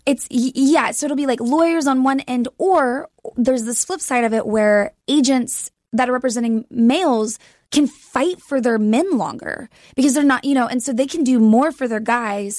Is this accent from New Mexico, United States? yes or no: no; Texas, United States; moved away as an adult; also born or lived in Austin, Texas; now in Los Angeles, United States; I grew up in Texas. I went to college there.